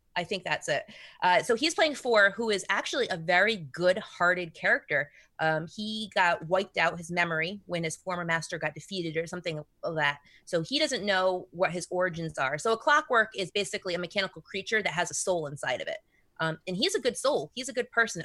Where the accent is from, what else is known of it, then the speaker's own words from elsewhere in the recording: Rhode Island, United States; So I'm from Rhode Island